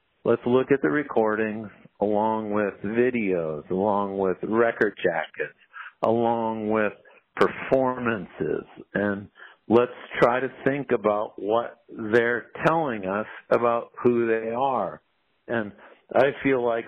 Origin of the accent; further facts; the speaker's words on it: New Hampshire, United States; I grew up in New Hampshire